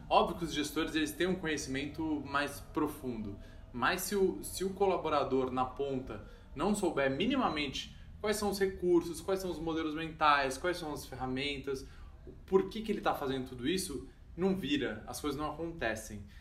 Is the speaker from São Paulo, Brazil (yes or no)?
yes; São Paulo, Brazil; a gente é aqui de São Paulo. A gente fazia um encontro em São Paulo, na Avenida Paulista, 8 da noite